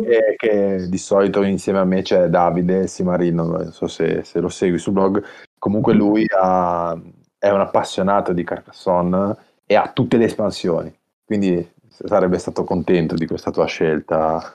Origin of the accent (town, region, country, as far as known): Genoa, Liguria, Italy